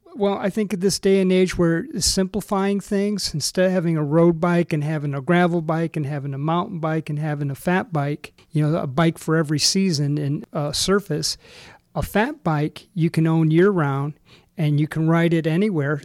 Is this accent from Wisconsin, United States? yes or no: yes; Racine, Wisconsin, United States; moved away; also born or lived in Michigan / Texas; I was originally from uh, Racine, Wisconsin, ended up in Michigan